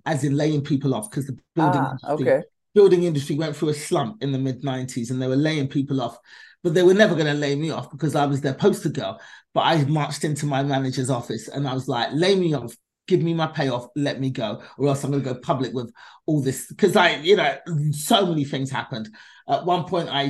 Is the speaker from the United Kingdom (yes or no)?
yes; London, United Kingdom; now in Los Angeles, United States; I was born and raised in London, England